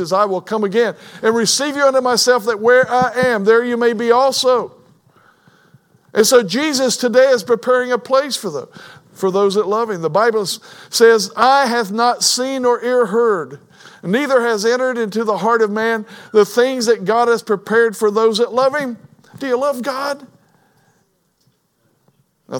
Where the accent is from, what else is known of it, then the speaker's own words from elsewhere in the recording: Kentucky, United States; I was born in Kentucky